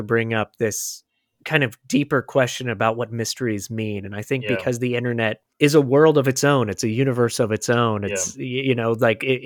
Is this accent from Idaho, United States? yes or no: no; Florida, United States; I grew up in Florida